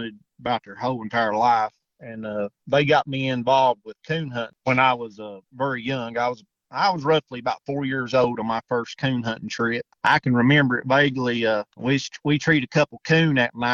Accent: Tazewell County, Southwest Virginia, United States; I'm from Southwest Virginia. I live in Tazewell County. I've lived in this area basically my whole life, growed up here

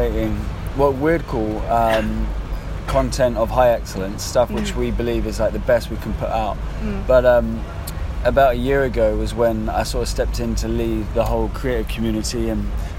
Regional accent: West Sussex, near Brighton, South East England, United Kingdom; now in London, United Kingdom; I grew up in West Sussex, near Brighton

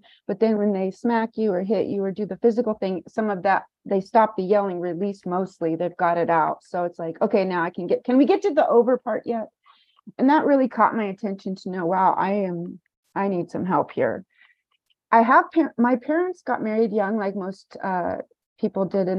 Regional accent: Kansas, United States; now in Los Angeles, United States; my hometown, small town Kansas

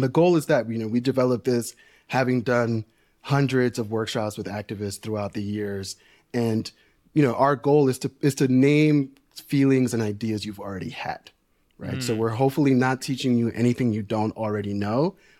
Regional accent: New York City, New York, United States; Yeah, I grew up working class in New York City. My parents are Dominican immigrants.

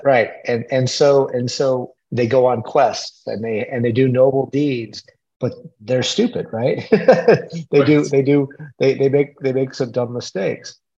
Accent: United States; I was raised on the Mexican U.S. border

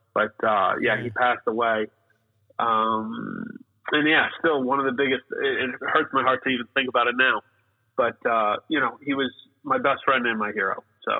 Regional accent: Aurora, Colorado, United States; born there; I was born in Colorado, Denver, Colorado. {S2} Okay. {S1} And actually, right outside of it, in Aurora, Colorado, in 1981.

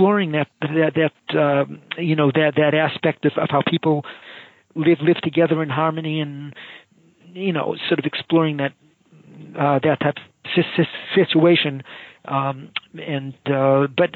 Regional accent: Boston, Massachusetts, United States; moved away as an adult; also born or lived in San Francisco / Los Angeles / Rochester; now in Raleigh, United States; I grew up in the Boston area

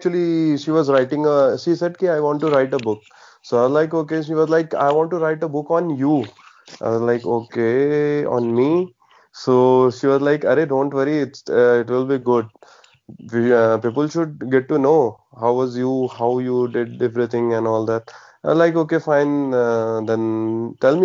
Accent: Varanasi, Uttar Pradesh, India; I'm from the Varanasi

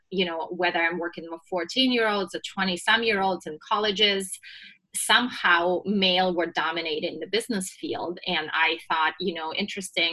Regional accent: Russia; moved away as an adult; now in United States; I was born and raised in Russia and moved to the US right before I turned 21.

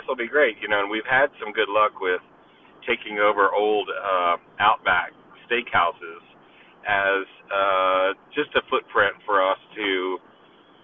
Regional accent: Texas, United States; moved away as an adult; also born or lived in Houston, Texas / Arkansas; now in Atlanta, United States; I grew up in Texas

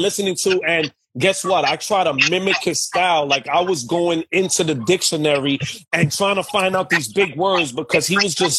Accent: New York City, New York, United States; I come from Bushwick, Brooklyn.

